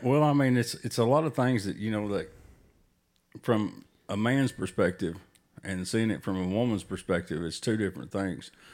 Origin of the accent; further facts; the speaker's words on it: Tennessee, United States; we're from Tennessee